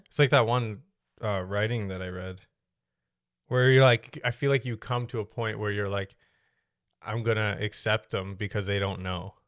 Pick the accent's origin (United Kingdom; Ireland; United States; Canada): Canada; I've never felt like this is just where I belong 'cause I was born here.